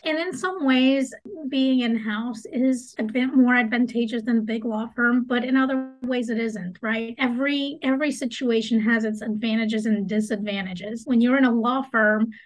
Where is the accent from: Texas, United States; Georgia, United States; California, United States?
Georgia, United States; Atlanta; also born or lived in Latvia; we immigrated to the United States, and we've been living in the Atlanta area ever since